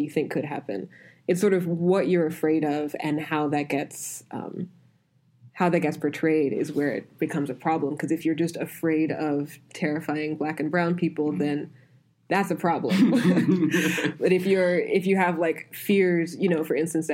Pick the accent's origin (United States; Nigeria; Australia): Nigeria; as a Nigerian